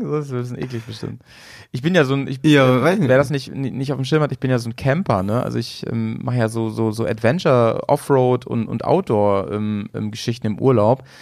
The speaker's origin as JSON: {"language": "German", "town": "Dresden", "region": "Saxony", "country": "Germany", "tie": "born there", "said": "Und ich, so ich bin in Dresden geboren."}